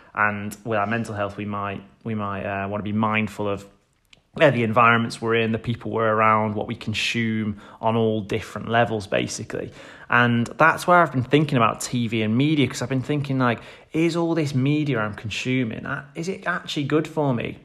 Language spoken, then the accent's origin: English; Stoke-on-Trent, West Midlands, United Kingdom; my hometown in Stoke-on-Trent